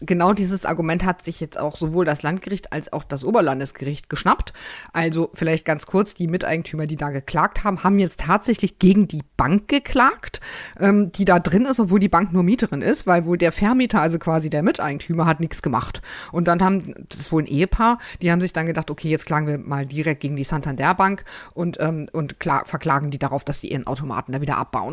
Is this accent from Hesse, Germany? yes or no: no; North Rhine-Westphalia, Germany; aus meinem Heimatland